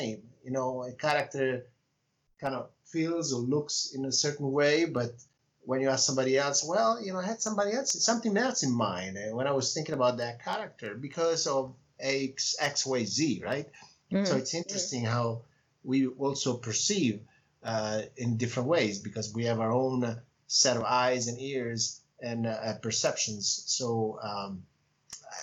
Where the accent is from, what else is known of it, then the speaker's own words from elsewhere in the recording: Italy; first language Italian; English is a second language; moved away; my native language is Italian